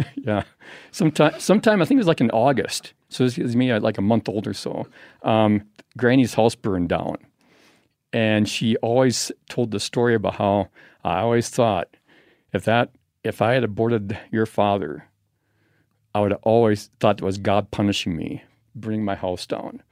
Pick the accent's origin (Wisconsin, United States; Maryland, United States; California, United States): Wisconsin, United States; Madison; I'm from Madison, Wisconsin